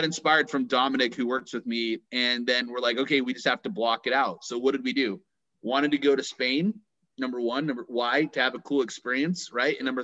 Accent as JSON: {"language": "English", "country": "United States", "also_born_or_lived": "Utah", "said": "I'm American"}